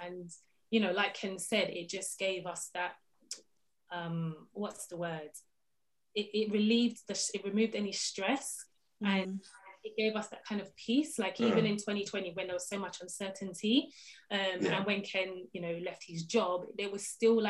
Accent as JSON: {"language": "English", "area": "Ijebu", "region": "Ogun State", "country": "Nigeria", "said": "we're both Nigerian, and I'm Yoruba, I'm Ijebu"}